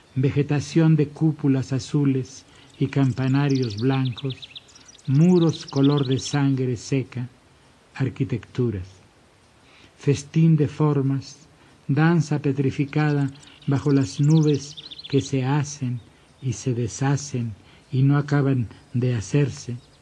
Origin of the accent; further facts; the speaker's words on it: Mexico City, Mexico; Miscoac fue mi pueblo.